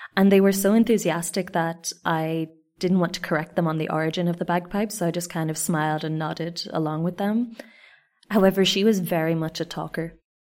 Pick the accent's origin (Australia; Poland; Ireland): Ireland; moved away as an adult; also born or lived in Reunion Island / Spain; now in Japan; And I said, "Irlanda."